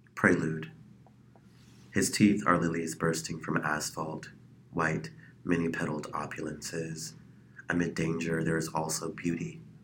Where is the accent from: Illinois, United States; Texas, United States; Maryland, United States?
Illinois, United States; Chicago; now in Phoenix, United States; I am initially from Chicago, Illinois